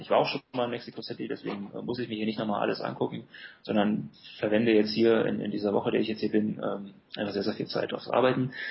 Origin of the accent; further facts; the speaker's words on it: Germany; Ich finde es ein sehr lebenswertes Land. Und vor allem ist es halt meine Heimat